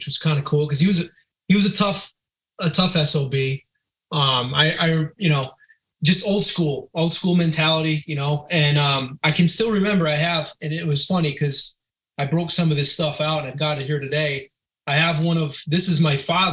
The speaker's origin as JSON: {"language": "English", "region": "Western Massachusetts", "country": "United States", "tie": "born or raised there", "said": "I grew up in Western Massachusetts, kind of in the foothills of the Berkshires"}